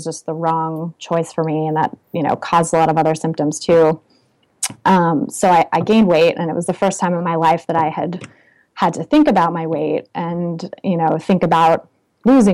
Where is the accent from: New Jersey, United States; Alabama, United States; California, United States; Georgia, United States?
California, United States; also born or lived in Oakland, California / Paris, France; I grew up in California